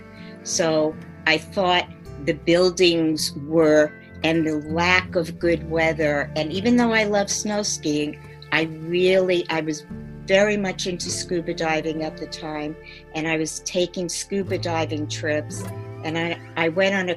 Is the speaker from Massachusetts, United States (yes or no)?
no; Merrick, New York, United States; I come from Merrick, Long Island, and I grew up in a very, an environment that was middle to upper middle class